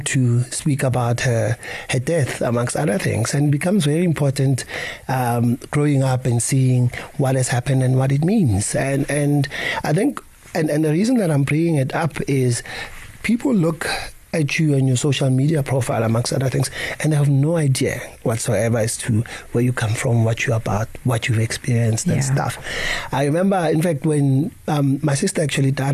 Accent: Soweto, Gauteng, South Africa; I grew up in Soweto, born and bred there

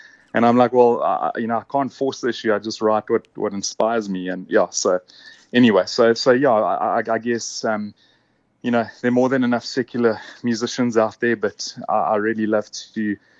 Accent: Durban, KwaZulu-Natal, South Africa; also born or lived in Stellenbosch, South Africa; now in Cape Town, South Africa; I was born in Durban and grew up there.

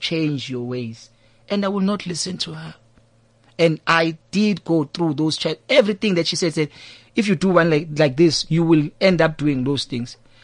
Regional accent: Tongaat, KwaZulu-Natal, South Africa; also born or lived in Cape Town; now in Thembisa, South Africa; I grew up in Tongat, in a place called Sitaram

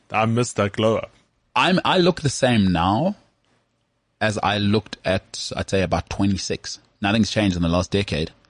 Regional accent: West Rand, Gauteng, South Africa; I've got North tendencies, even though I'm from the West Rand.

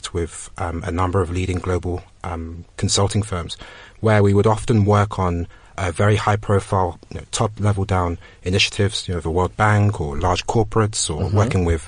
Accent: Ghana; moved away; I'm from Ghana

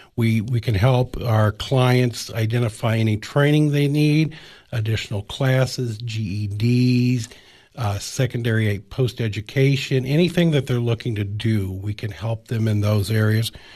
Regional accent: Illinois and Iowa border, Midwest, United States; moved away as an adult; now in Cookeville, United States; Grew up in Illinois and Iowa on the border there

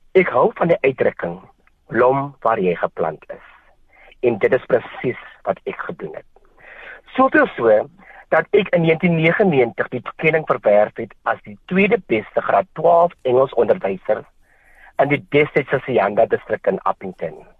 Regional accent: Wellington, Western Cape, South Africa; moved away as an adult; also born or lived in Kakamas, Northern Cape; Ek het groot geword in 'n Bolandse dorp genaamd Wellington

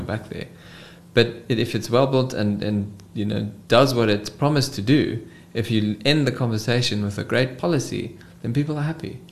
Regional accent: Cape Town, Western Cape, South Africa; I am from Cape Town, the Cape Town boy through and through. Did my schooling here, varsity, and now I live and work in this beautiful city of ours

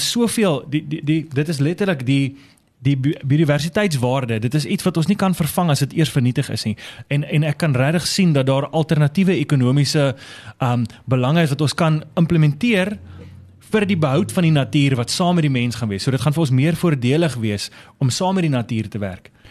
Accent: Durbanville, Western Cape, South Africa; ek is gebore in in Durbanville, Bellville in die Kaap

